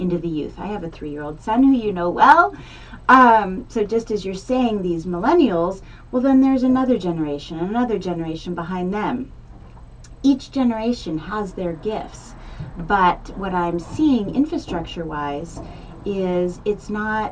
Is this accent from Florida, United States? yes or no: no; Greenwich, Connecticut, United States; now in Santa Barbara, United States; I was born in Greenwich, Connecticut